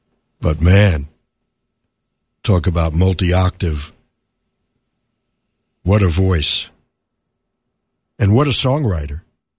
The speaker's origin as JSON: {"language": "English", "town": "New York City", "region": "New York", "country": "United States", "tie": "born or raised there", "said": "I was born in the Bronx"}